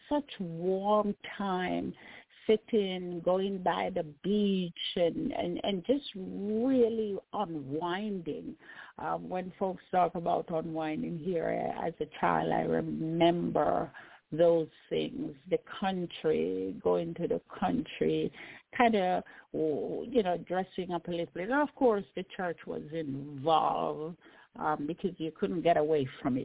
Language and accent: English; Jamaica; I grew up in Jamaica